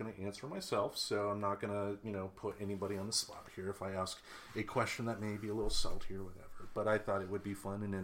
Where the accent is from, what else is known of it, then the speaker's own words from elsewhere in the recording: Midwest, United States; I grew up in the Midwest in the city